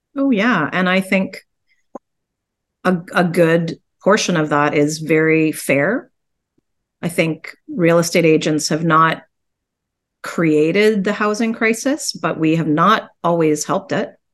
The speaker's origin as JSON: {"language": "English", "town": "Guelph", "region": "Ontario", "country": "Canada", "tie": "born or raised there", "said": "I grew up in Guelph"}